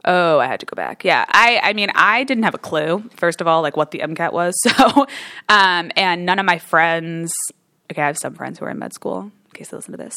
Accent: New Jersey, United States; moved away as an adult; also born or lived in Michigan; I'm from New Jersey originally, so East Coast girl

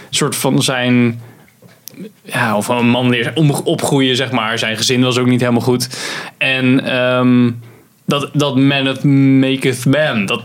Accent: Netherlands

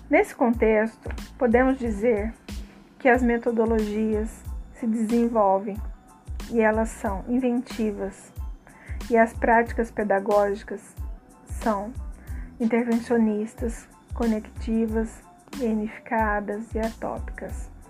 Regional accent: Pouso Alegre, Minas Gerais, Brazil; sou de Pouso Alegre, Minas Gerais.

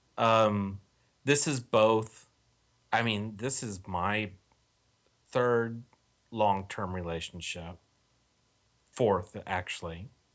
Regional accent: Texas, United States; moved away; I'm from Texas originally

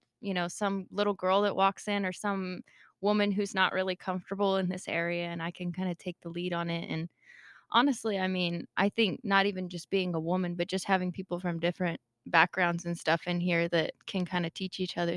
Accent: Lytle Creek, California, United States; I grew up in Lytle Creek, California.

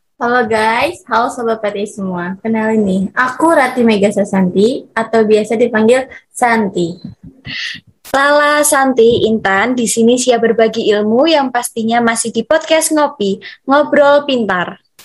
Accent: Klaten, Central Java, Indonesia; Asal aku dari kota yang tetanggaan deket juga nih sama Solo. Aku dari Klaten

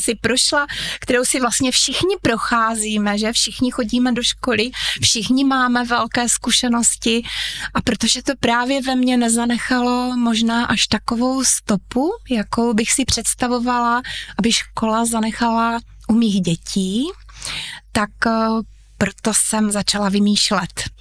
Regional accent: Uherské Hradiště, Zlín Region, Czechia; Narodila jsem se přímo v Uherském hradišti, studovala jsem tady

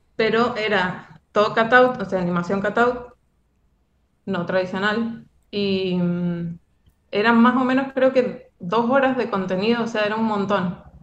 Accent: Mendoza, Argentina; yo soy de Mendoza

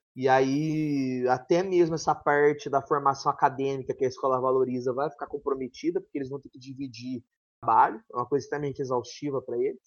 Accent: São João da Boa Vista, São Paulo, Brazil; accent: mineiro; eu sou de uma região de São Paulo que é quase Minas

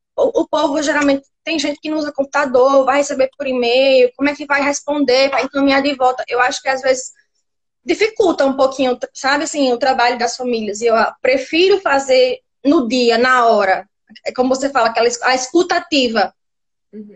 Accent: Natal, Rio Grande do Norte, Brazil; eu sou de Natal

